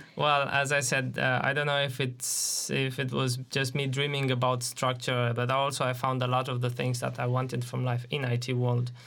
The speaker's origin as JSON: {"language": "English", "country": "Romania", "tie": "born or raised there", "moved": "as an adult", "said": "I joined a, an I T company in my hometown in, in Romania"}